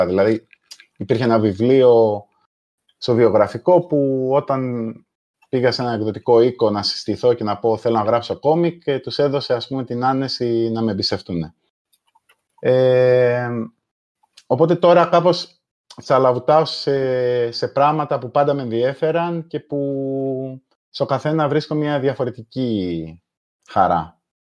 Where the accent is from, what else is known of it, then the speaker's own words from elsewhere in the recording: Malesina, Central Greece, Greece; moved away as an adult; also born or lived in England; είμαι από τη, από τη Μαλεσίνα Λοκρίδα